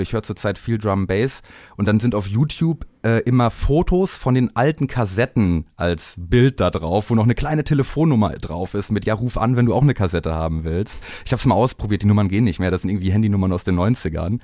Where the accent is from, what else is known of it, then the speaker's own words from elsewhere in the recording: Bielefeld, North Rhine-Westphalia, Germany; aus dem Raum Bielefeld, wo ich herkomme